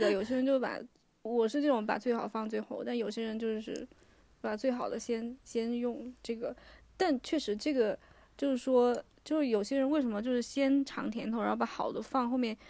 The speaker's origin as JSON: {"language": "Chinese", "country": "China", "said": "对我们，我中国人和"}